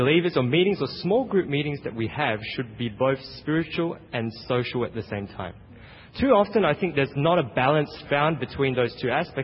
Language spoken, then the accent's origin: English; Australia; now in United States; I'm from Australia